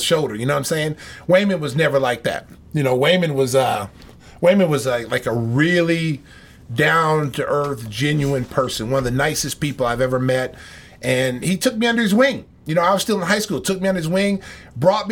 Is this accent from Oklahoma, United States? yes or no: yes; Oklahoma, United States; growing up in Oklahoma, you know, Oklahoma's a football state